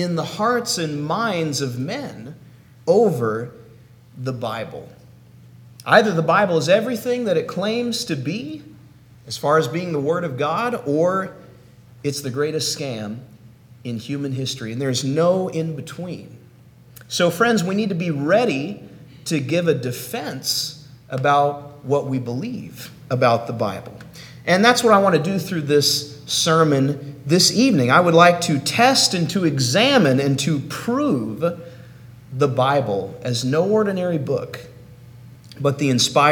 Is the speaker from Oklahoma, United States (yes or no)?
yes; Oklahoma, United States; now in Tallahassee, United States; I hail from Oklahoma, but right now I'm living in Florida in the city of Tallahassee